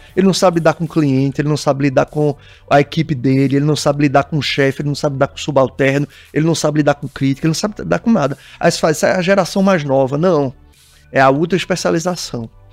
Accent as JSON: {"language": "Portuguese", "region": "Pernambuco", "country": "Brazil", "said": "eu sou pernambucano, pernambucano é caseiro pra caramba"}